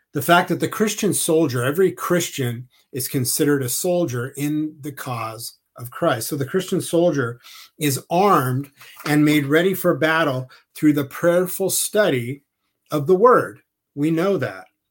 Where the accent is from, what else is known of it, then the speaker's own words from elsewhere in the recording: Southern California, United States; I grew up in Southern California and I spent a lot of time on the ocean